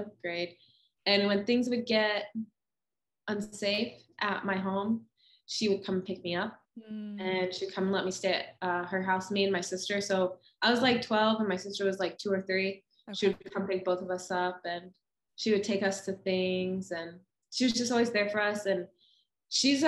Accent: Ohio, United States; moved away as an adult; also born or lived in Minnesota; Ohio is where I grew up

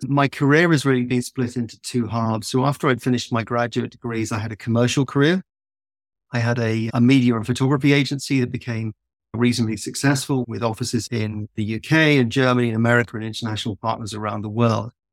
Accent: south of England, United Kingdom; also born or lived in London; I grew up in the countryside in the south of England

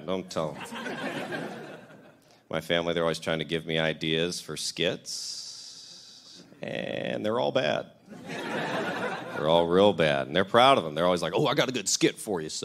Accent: the South, United States; I'm from the South

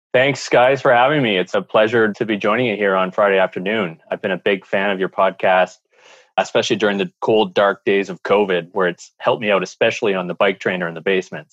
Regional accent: Canada; in Canada, with our climate

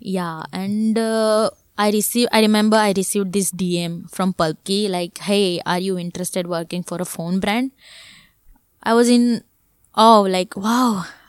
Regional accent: Surat, Gujarat, India; also born or lived in Mumbai; I'm from Surat, uh, a place where, uh, there is no other, uh, you know, uh, career streams

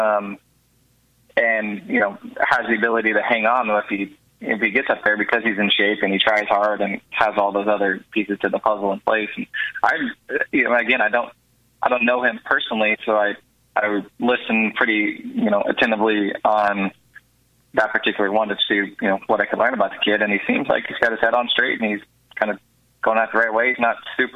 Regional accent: Houston, Texas, United States; I'm born and raised in Houston

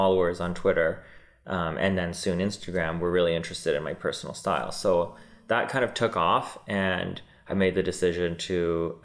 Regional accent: Vancouver, British Columbia, Canada; moved away as an adult; also born or lived in New York; now in Toronto, Canada; I'm originally born and raised in Vancouver

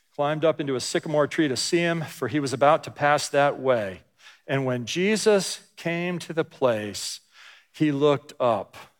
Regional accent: New Jersey, United States; moved away as an adult; I grew up in New Jersey from fourth grade through high school

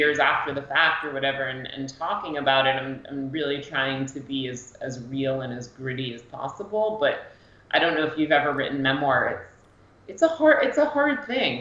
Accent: Greenwich, Connecticut, United States; moved away as an adult; also born or lived in Cape Cod, Massachusetts; I spent most of my life, I think from, you know, less than a year to my early 20s in Greenwich, Connecticut

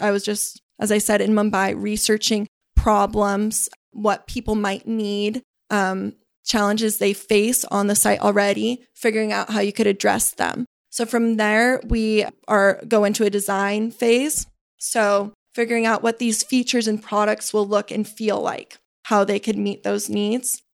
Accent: Burlingame, California, United States; I was raised in Burlingame, which is only about thirty minutes south of here

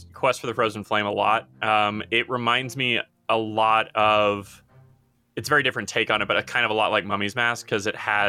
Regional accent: United States; I'm American.

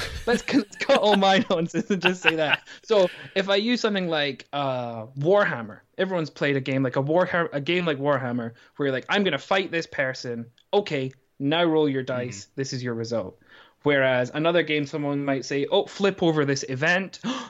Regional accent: Scotland, United Kingdom; also born or lived in South Korea; now in Durham, United Kingdom; I'm actually Scottish.

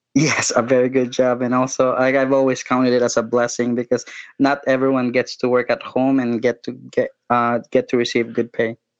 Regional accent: Philippines; I'm from the Philippines.

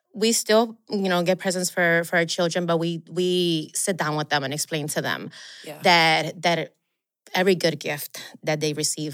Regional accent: Chicago, Illinois, United States; So then growing up in Chicago, where it's, you know, December is very cold and very quiet in the streets.

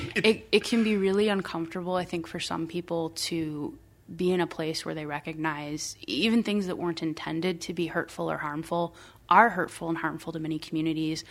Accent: Iowa, United States; moved away as an adult; now in Minnesota, United States; I am originally from Iowa. Um, I'm not a Minnesota native, but, uh, my partner and I have called Minnesota home for the last twelve years.

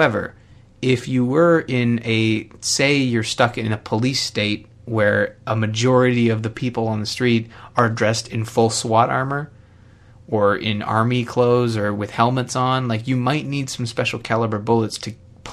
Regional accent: Canada; I am Canadian

